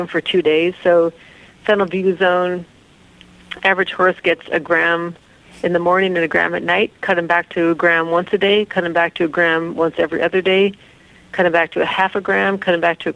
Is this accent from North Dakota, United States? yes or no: yes; North Dakota, United States; I grew up in North Dakota